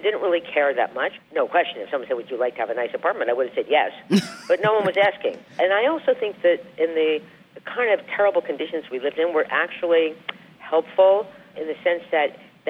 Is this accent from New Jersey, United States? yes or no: yes; New Jersey, United States; now in New York, United States; I was from New Jersey